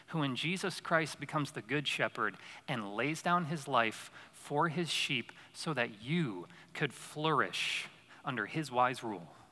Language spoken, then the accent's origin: English; Syracuse, New York, United States; moved away; So I grew up in Syracuse, New York, upstate New York